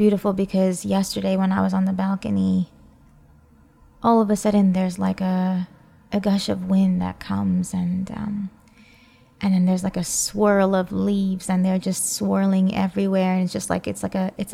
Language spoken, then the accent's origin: English; New York, United States; moved away; I grew up seeing in New York